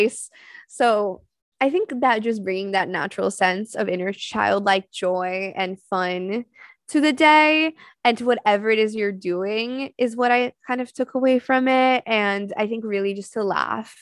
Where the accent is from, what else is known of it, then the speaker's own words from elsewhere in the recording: São Paulo, Brazil; also born or lived in Florida; now in New York, United States; I grew up in Sao Paulo in Brazil. So I grew up in a big city